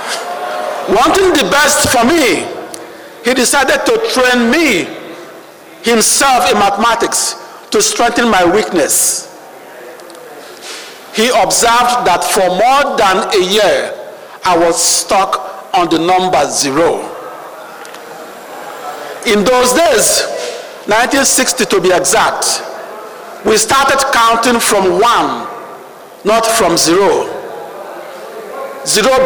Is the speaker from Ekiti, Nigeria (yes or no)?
no; Onitsha, Anambra, Nigeria; now in Washington, D.C., United States; I began my journey in 1954 on the banks of the River Niger in my hometown, Onitsha